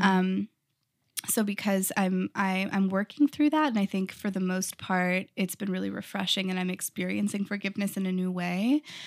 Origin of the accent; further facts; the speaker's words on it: Texas, United States; moved away as an adult; also born or lived in California; I grew up in Texas in a really tiny town, like, two hundred people, very small